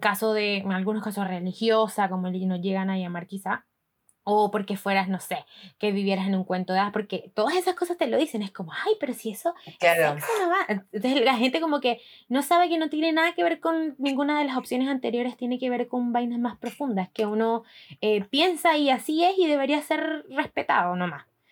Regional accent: Barranquilla, Atlántico, Colombia; moved away as an adult; now in Chile; yo soy de Barranquilla, ciudad

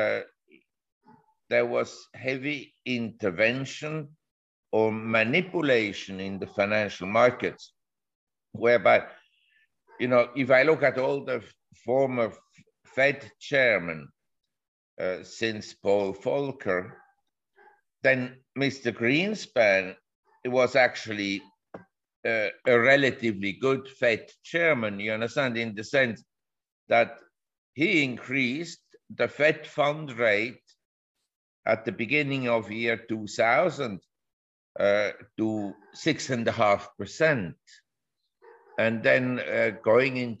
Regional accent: Switzerland; moved away as an adult; also born or lived in Geneva / Zurich / New York; I was born in Switzerland and I grew up in Geneva and Zurich.

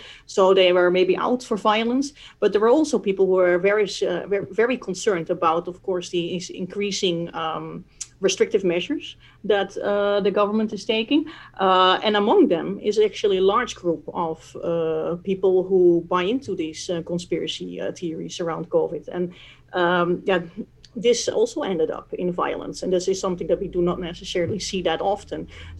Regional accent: Netherlands; moved away; my home country or my country of origin, the Netherlands

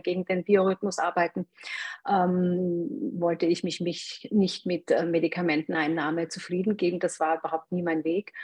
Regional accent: Eastern Styria, Austria; also born or lived in Graz; ich bin in der Oststeiermark aufgewachsen, in einem mini kleinen Dorf auf dem Bauernhof

